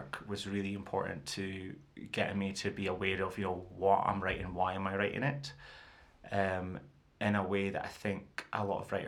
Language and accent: English; Fraserburgh, Scotland, United Kingdom; accent: broad Doric; also born or lived in Peterhead; I grew up in Fraserburgh in Peterhead, so I spoke broad Doric and do still speak broad